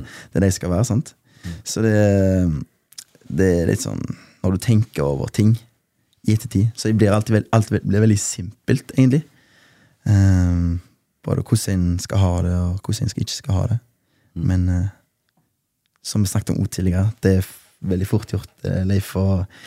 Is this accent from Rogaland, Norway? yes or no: yes; Haugesund, Rogaland, Norway; jeg er fra Bleikmyr. Uh, Gettoen i Haugesund, som vi kaller det